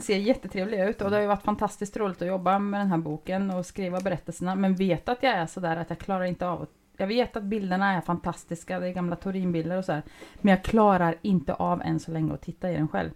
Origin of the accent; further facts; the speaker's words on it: Åtvidaberg, Östergötland, Sweden; när jag gick på Alléskolan, så, alltså 7, 8, 9 så fanns det en kille där som alltså är lika gammal som jag och som kom från Centralskolan. Jag kommer ju från Långbrott